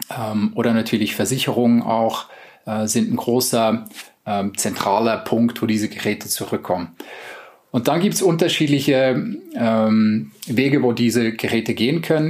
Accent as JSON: {"language": "German", "country": "Switzerland", "also_born_or_lived": "United States", "moved": "yes", "lives_now": "Germany", "said": "Ich bin selber Schweizer"}